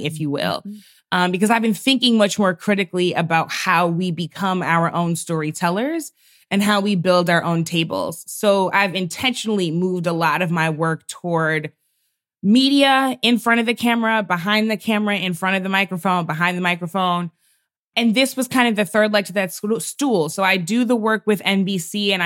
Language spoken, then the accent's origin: English; St. Louis, Missouri, United States; My father was a pastor of a large historic Black church in St. Louis, my hometown